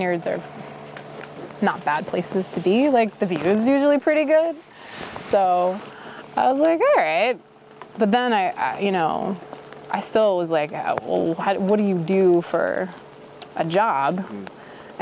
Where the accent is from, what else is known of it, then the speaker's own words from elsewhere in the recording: Minnesota, United States; moved away; also born or lived in Boston, Massachusetts; I'm from Minnesota. I don't come from like a wine drinking family.